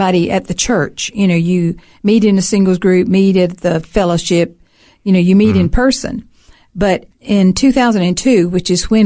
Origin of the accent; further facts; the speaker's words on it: Alabama, United States; moved away as an adult; also born or lived in South Carolina; now in Australia; I grew up in Alabama.